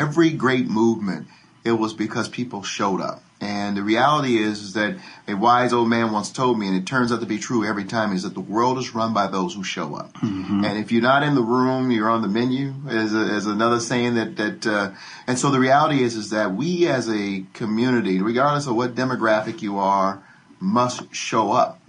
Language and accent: English; Denver, Colorado, United States; I grew up in Denver. I'm the youngest of 10 children